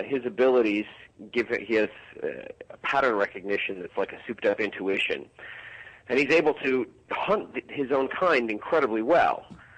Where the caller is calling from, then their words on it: Chicago, Illinois, United States; I am heading there tomorrow. I'm in Chicago right now.